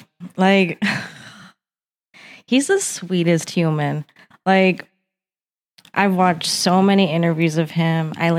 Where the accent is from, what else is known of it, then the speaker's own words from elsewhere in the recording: Albuquerque, New Mexico, United States; now in Los Angeles, United States; So we moved back to New Mexico because that's where my mom's family all live, and then grew up in Albuquerque basically throughout my whole life.